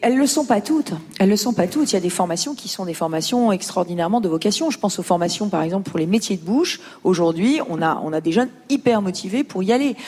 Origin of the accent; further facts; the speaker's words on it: Lyon, Auvergne-Rhône-Alpes, France; je viens de Lyon